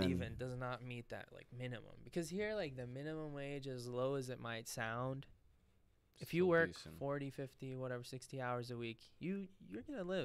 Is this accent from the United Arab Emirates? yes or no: yes; Dubai, United Arab Emirates; also born or lived in Syria; he moved to Abu Dhabi, like, you know, Dubai in the Emirates. He got a good job there. I was only like 3, so we moved there, and I grew up there my whole life.